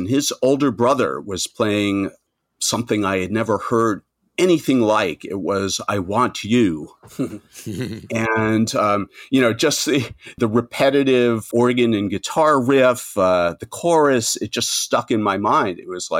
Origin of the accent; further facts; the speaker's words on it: New York, United States; born there; now in Manhattan, United States; I was born outside of New York in Nassau County, the first ring of suburbs. But I've been living in Manhattan for 40 plus years now.